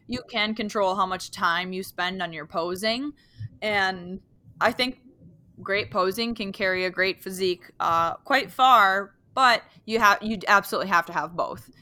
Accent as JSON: {"language": "English", "region": "Wisconsin", "country": "United States", "tie": "born or raised there", "moved": "yes", "lives_now": "Upper Michigan, United States", "said": "I live in uh, upper Michigan, but um, and I grew up in Wisconsin"}